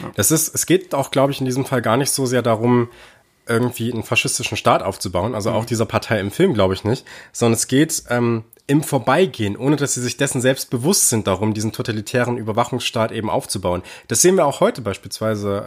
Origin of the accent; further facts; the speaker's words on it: Germany; bei uns in Deutschland